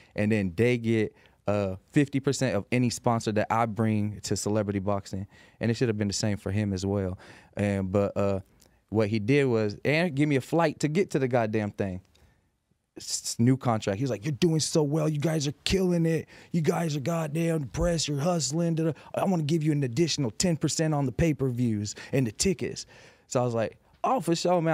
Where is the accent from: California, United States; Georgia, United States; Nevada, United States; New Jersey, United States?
Nevada, United States; Las Vegas; I'm from Las Vegas